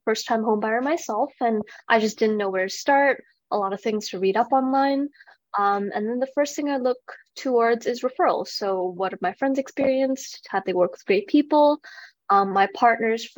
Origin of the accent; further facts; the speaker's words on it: Vancouver, British Columbia, Canada; moved away as an adult; now in Calgary, Canada; I'm originally from Vancouver